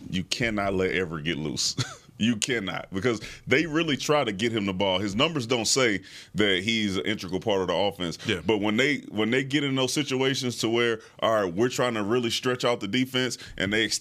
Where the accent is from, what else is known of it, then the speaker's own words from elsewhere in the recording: Pittsburgh, Pennsylvania, United States; I'm from Pittsburgh.